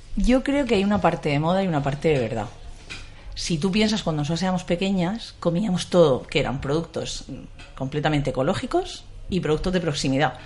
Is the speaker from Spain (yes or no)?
yes; Region of Murcia, Spain; also born or lived in Mula; now in Madrid, Spain; Yo soy de Murcia